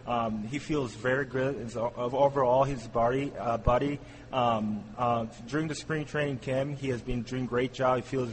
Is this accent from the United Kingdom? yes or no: no; South Korea; English is a second language; The war baseball that I'm from Korea, so I feel really great about the learning